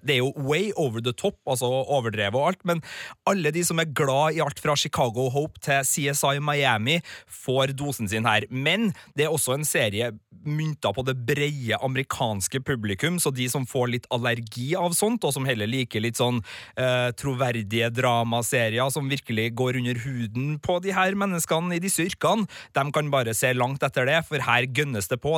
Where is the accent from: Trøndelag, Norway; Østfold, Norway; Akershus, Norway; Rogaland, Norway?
Trøndelag, Norway; så er jo både jeg og du, Birger, av trøndersk stamme, holdt jeg på å si. Vi, vi er jo trøndere